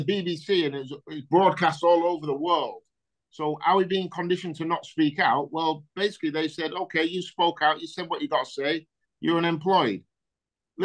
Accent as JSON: {"language": "English", "region": "Yorkshire and the Humber", "country": "United Kingdom", "said": "I'm from Yorkshire."}